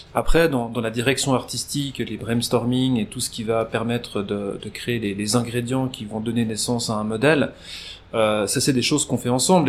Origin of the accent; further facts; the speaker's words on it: Nyon, Vaud, Switzerland; nous étions voisins dans, le même immeuble à Nyon